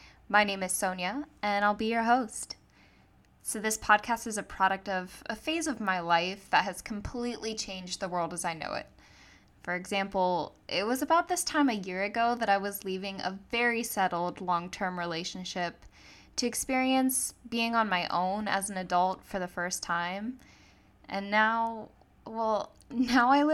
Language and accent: English; Tampa, Florida, United States; moved away as an adult; also born or lived in Akron, Ohio; now in San Diego, United States; I was born in Akron, Ohio, and raised in Tampa, Florida. And as I mentioned, I recently moved all the way to San Diego, California